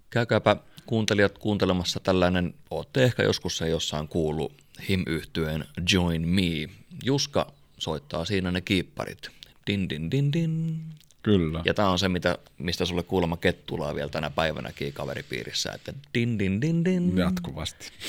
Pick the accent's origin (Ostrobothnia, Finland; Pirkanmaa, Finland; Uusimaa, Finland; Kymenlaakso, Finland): Kymenlaakso, Finland; Kouvola; olihan se nyt uskomaton soittaa koti, mm. kotikulmilla.